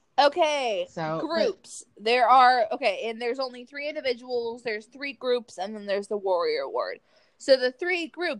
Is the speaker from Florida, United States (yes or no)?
yes; South Florida, United States; Hi, I'm from South Florida. I have accents occasionally.